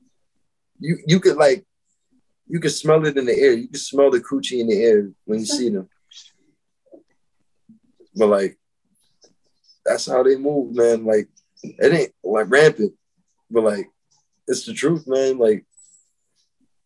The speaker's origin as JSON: {"language": "English", "region": "Florida", "country": "United States", "moved": "yes", "said": "I'm from Florida"}